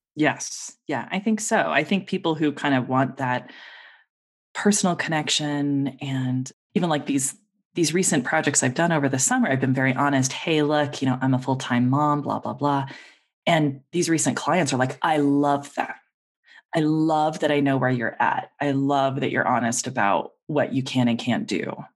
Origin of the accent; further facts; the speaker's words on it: Denver, Colorado, United States; moved away as an adult; also born or lived in Seattle; my family and I moved back to Denver, this is my hometown